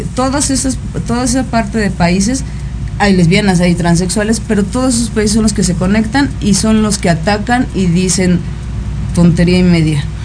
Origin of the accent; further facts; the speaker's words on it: Mexico; Cuando nací, nací en el territorio mexicano